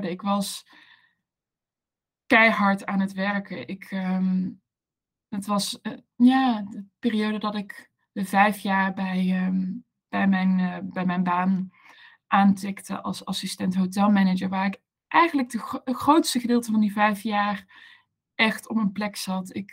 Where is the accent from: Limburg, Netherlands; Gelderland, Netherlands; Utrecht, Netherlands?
Limburg, Netherlands; Maastricht; also born or lived in Amsterdam; now in Maastricht, Netherlands; Ik ben een Maastrichtse. Ik kom uit het, het zuidelijke puntje van, van het mooie land, land Nederland.